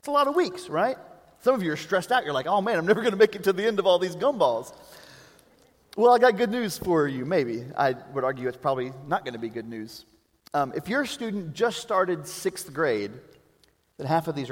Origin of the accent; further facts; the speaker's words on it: Prague, Czechia; I am from Prague